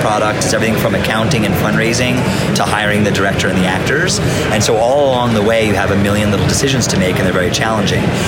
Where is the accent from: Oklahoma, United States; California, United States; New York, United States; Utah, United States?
New York, United States; New York City; I grew up in New York City